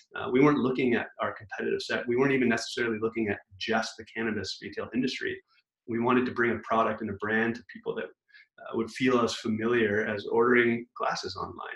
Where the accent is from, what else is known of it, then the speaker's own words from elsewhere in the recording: Vancouver, British Columbia, Canada; also born or lived in Toronto; we're from Vancouver, uh, but we've been in Toronto for nearly five years